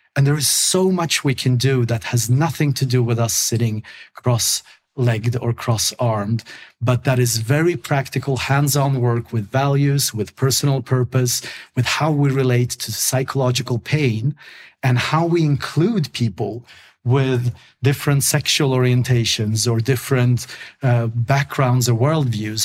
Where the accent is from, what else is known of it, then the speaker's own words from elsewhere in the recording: Sweden; English is a second language; I grew up in Sweden